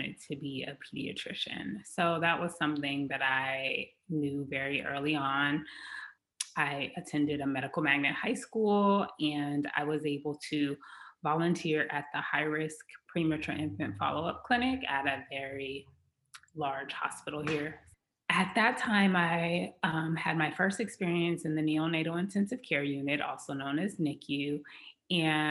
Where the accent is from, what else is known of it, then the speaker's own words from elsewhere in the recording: Los Angeles, California, United States; also born or lived in Beverly Hills, California; I grew up in the Los Angeles, California area